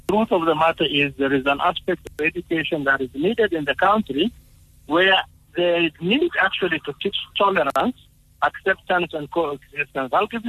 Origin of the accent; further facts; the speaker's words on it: Mali; If I am actually married to a South African and I'm from Mali, it's not actually the woman is married to a drug lord or something of that.